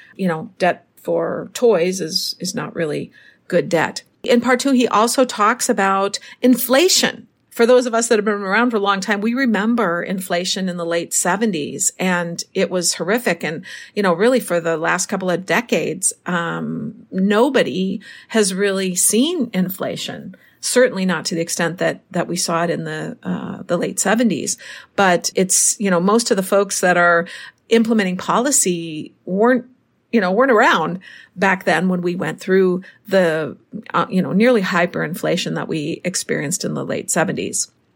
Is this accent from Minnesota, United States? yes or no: yes; Minnesota, United States; now in Mexico; Minnesota, my hometown